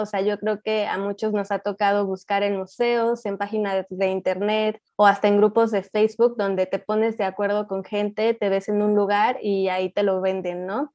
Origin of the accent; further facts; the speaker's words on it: Mexico; soy de México